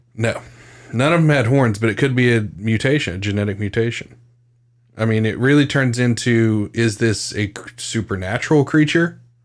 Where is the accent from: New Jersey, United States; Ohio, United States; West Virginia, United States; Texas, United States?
West Virginia, United States; I'm from West Virginia